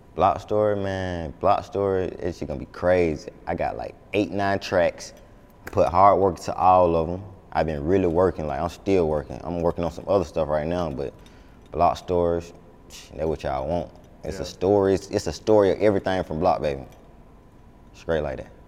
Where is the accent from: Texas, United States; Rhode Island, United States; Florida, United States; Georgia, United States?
Georgia, United States; Atlanta; I'm from the South Side, like Lakewood